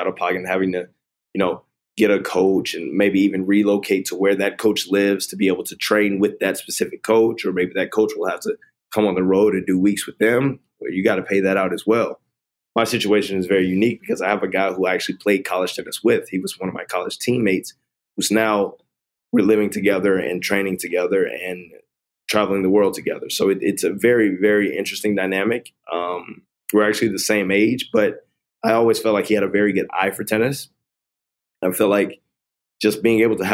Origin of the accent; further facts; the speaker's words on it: Atlanta, Georgia, United States; I grew up in Atlanta, which is a predominantly black city